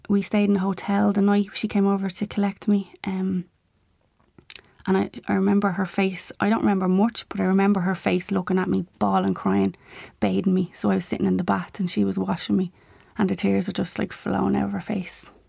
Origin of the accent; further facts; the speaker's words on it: Dublin, Leinster, Ireland; memories of growing up in Ballymun